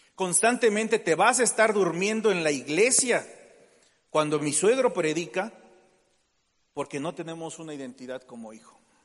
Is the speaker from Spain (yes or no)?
no; Mexico; Tenemos la mentalidad como mexicano